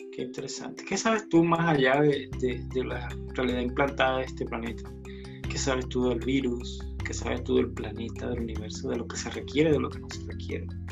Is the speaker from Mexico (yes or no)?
no; Chile; soy de Chile